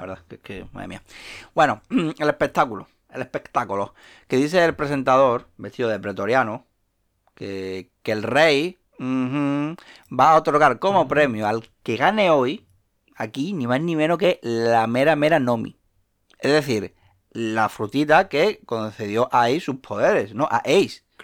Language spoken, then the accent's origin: Spanish; Seville, Andalusia, Spain; soy de Sevilla